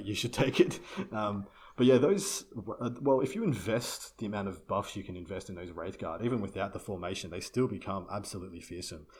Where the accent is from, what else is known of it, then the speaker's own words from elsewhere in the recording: Australia; I'm Australian